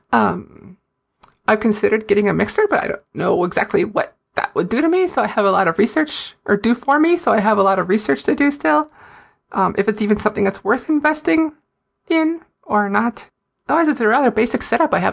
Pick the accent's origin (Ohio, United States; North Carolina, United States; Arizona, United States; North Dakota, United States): North Dakota, United States; Fargo; accent: Fargo; everyone loves watching me talk with my Fargo accent on a video where I was mocking a Fargo accent.